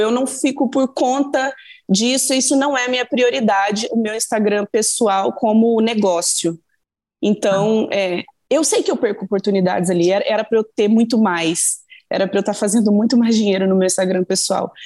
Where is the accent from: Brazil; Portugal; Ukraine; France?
Brazil; Minas Gerais; eu sou mineira de um jeito